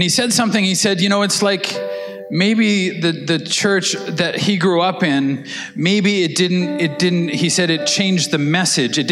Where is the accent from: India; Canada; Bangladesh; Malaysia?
Canada; we're Canadian